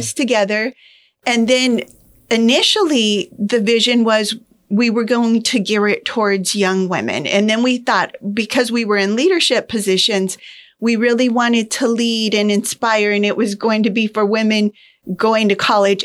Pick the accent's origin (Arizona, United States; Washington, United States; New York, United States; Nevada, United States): Arizona, United States; Pinal County; I was born and raised in Pinal County